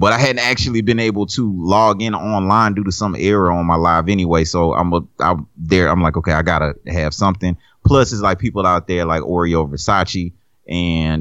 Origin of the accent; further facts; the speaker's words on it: Louisiana, United States; I am from Louisiana